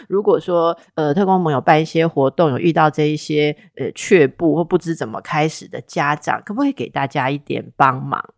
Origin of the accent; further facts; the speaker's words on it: Taipei, Taiwan; 那是我的故乡啦哈。我当小孩的时候，大概一个礼拜有五次吧会吃圆环的东西